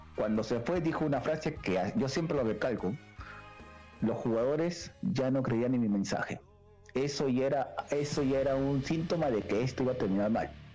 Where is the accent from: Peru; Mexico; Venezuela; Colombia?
Peru